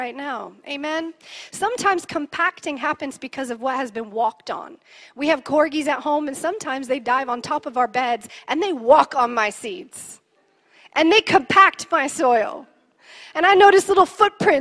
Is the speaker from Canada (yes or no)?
yes; Canada; I'm Canadian, and my family has a pioneer heart